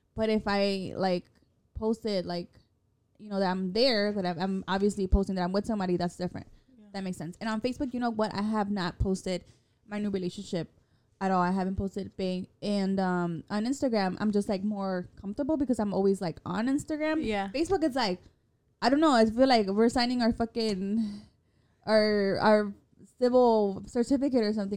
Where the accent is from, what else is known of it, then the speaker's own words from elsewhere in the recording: Chicago, Illinois, United States; we're from Chicago